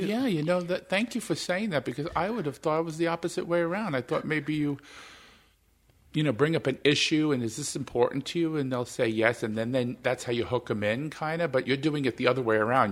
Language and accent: English; New York, United States; now in Minnesota, United States; I was born in New York